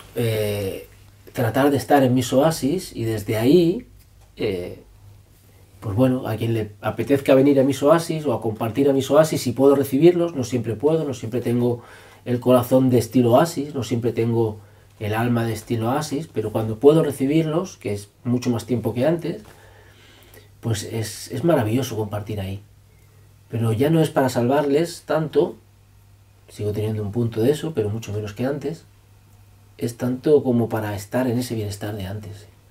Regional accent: Barcelona, Catalonia, Spain; also born or lived in Extremadura; yo vivía en Cataluña

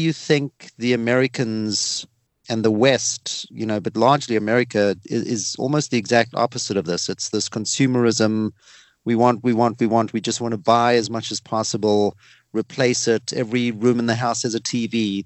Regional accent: South Africa; accent: South African; It's my South African accent

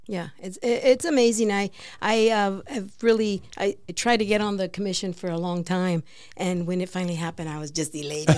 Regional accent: Peoria, Arizona, United States; I grew up in Varney Track

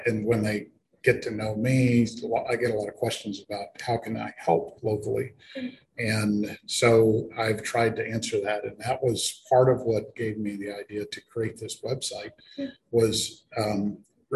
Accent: Boerne, Texas, United States; moved away as an adult; also born or lived in San Antonio; I grew up here in Bernie

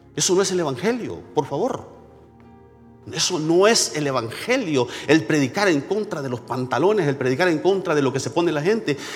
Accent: San Isidro, El Salvador; moved away; En mi pueblito donde yo nací, se llama San Isidro.

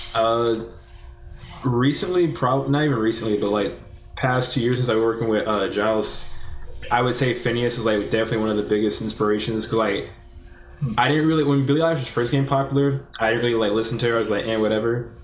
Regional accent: Jacksonville, Alabama, United States; I'm born and raised in uh, Jacksonville

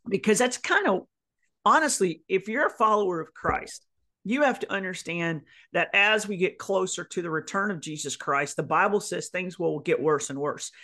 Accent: North Carolina, United States; in the South where I grew up, North Carolina was my hometown

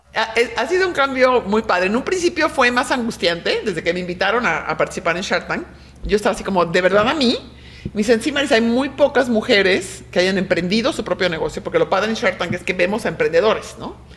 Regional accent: Mexico; soy una mujer mexicana, súper orgullosa de ser mexicana

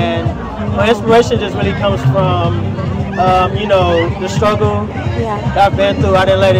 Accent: Compton, California, United States; I'm from Compton.

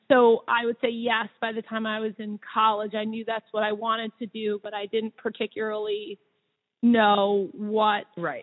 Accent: Havertown, Pennsylvania, United States; I grew up right around here. I grew up in Havertown

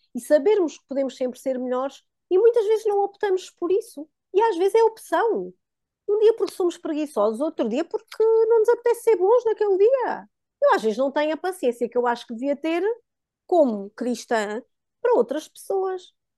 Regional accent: Diocese of Guarda, Centro, Portugal; moved away as an adult; also born or lived in Coimbra; nós somos da Diocese da Guarda. Na altura já vivíamos em Coimbra, mas tínhamos ainda alguma ação na nossa, que foi sempre a nossa diocese de berço

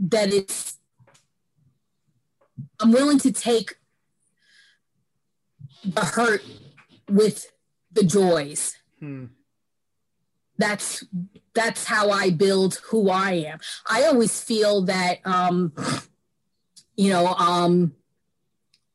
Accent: New York City, New York, United States; also born or lived in California; I grew up in New York in a neighborhood

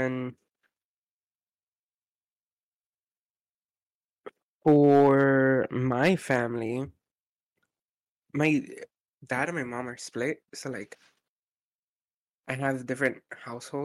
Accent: United States; I'm the first American out of, I don't know how many generations, to be honest. My family were the first ones to migrate over

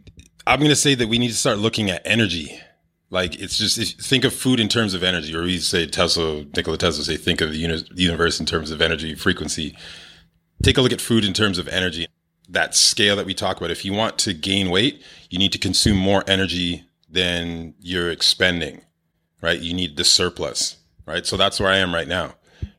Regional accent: Toronto, Ontario, Canada; I moved out there from Toronto.

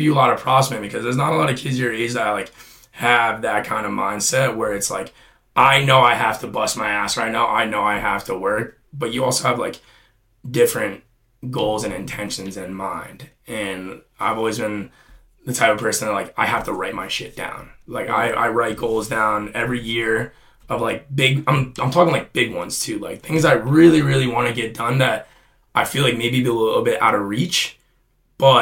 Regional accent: New Jersey, United States; growing up in Jersey

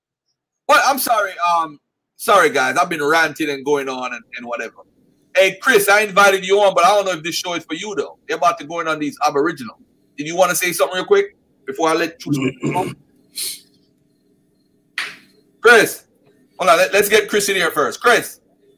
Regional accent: Jamaica; I'm a Jamaican

